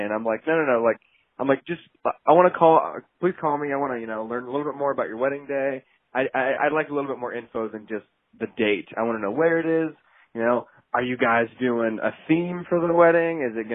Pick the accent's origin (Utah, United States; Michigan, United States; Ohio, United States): Ohio, United States; also born or lived in Los Angeles, California; I'm from Ohio